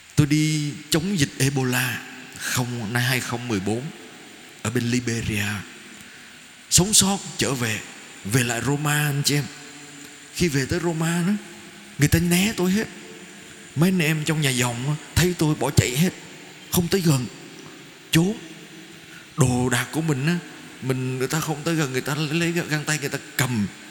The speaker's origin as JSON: {"language": "Vietnamese", "country": "Vietnam", "said": "con đến từ Việt Nam"}